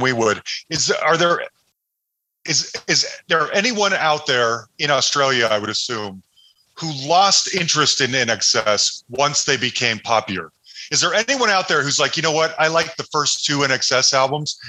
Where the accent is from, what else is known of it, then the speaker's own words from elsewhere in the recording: Salt Lake City, Utah, United States; Growing up in Salt Lake City